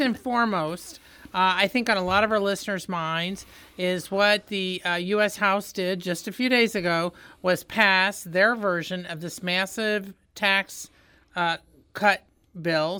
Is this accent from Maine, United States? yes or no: no; Indiana, United States; now in Missouri, United States; I'm from Indiana